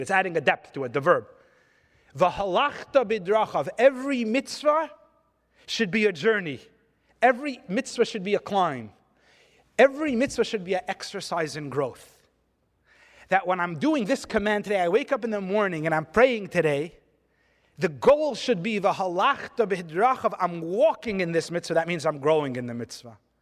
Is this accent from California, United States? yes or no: yes; California, United States; I'm from California